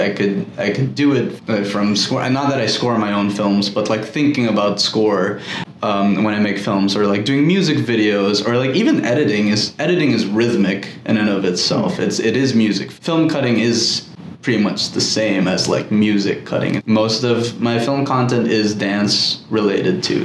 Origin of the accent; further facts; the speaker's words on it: Manila, Metro Manila, Philippines; now in New York, United States; Growing up in Manila and going to like this all boys Catholic school